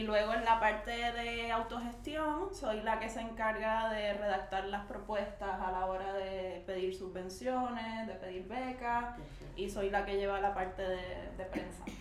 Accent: Puerto Rico; now in Barcelona, Spain; las personas puertorriqueñas para reivindicar nuestra identidad

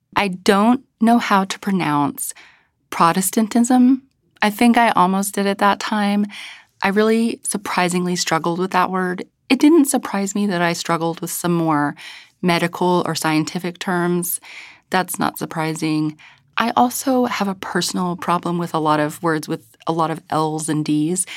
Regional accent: United States; moved away; I was from a very rural place

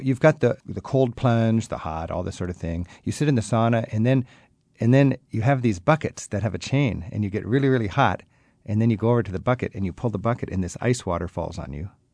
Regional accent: United States; I'm an American

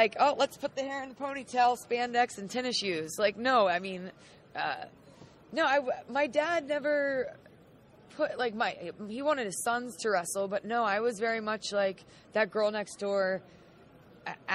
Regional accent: Charlotte, North Carolina, United States; I'm from Charlotte, North Carolina.

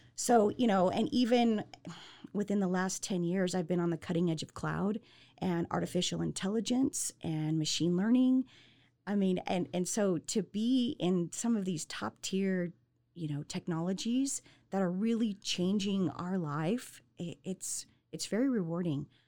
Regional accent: Southern California, United States; moved away as an adult; also born or lived in Salt Lake City, Utah; now in Central Texas, United States; born and raised in Southern California

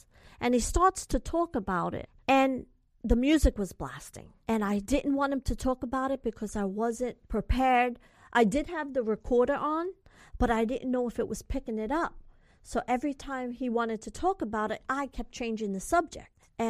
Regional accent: California, United States; I'm from California, and I don't know where this is and that is.

